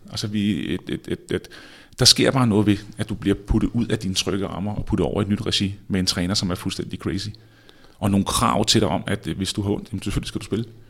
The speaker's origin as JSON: {"language": "Danish", "country": "Denmark", "also_born_or_lived": "Spain", "moved": "as an adult", "said": "vi kommer fra Danmark"}